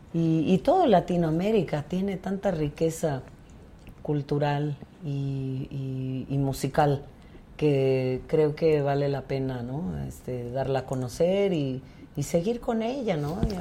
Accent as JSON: {"language": "Spanish", "town": "Tlaxiaco", "region": "Oaxaca", "country": "Mexico", "tie": "born or raised there", "lives_now": "Oaxaca City, Mexico", "said": "Yo soy de la Mixteca, de Tlajiaco"}